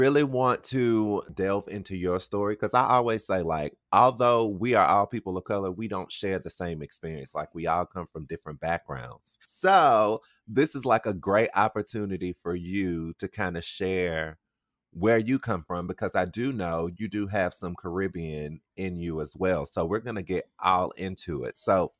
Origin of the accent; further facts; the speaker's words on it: South Carolina, United States; Yeah, I don't really know NC like that. Because I'm from South Carolina as well.